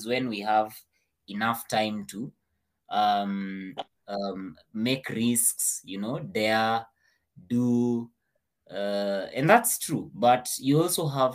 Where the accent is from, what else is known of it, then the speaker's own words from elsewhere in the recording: Kenya; I was born in Kenya.